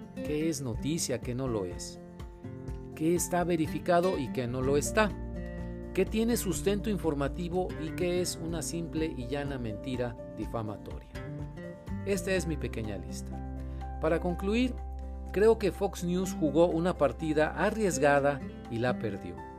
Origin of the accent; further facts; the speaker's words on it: Monterrey, Nuevo León, Mexico; Yo soy periodista de Monterrey, México.